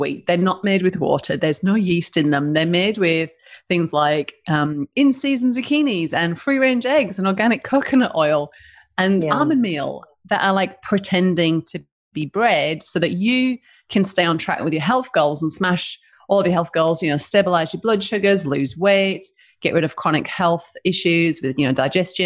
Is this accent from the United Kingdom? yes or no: yes; United Kingdom; accent: British; now in Denmark, Western Australia, Australia; So I'm a northerner